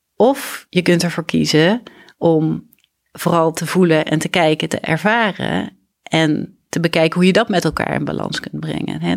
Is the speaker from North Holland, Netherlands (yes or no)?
no; Grathem, Central Limburg, Netherlands; moved away as an adult; also born or lived in Leiden; ik ben opgegroeid in Midden-Limburg, in Gratum